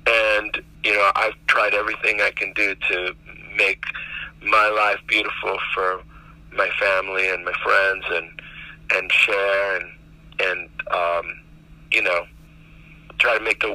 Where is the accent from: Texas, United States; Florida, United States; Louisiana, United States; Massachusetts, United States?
Florida, United States; Miami; that's the project that I grew up in Miami.